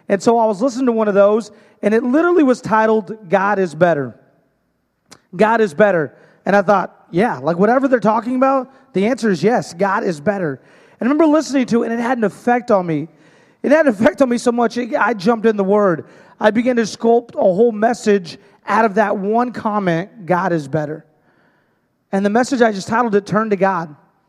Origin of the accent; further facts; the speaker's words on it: Hermiston, Oregon, United States; I'm from Hermiston, Oregon.